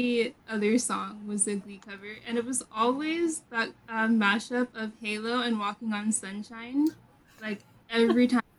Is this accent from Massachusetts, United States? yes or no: yes; Boston, Massachusetts, United States; I am from Boston.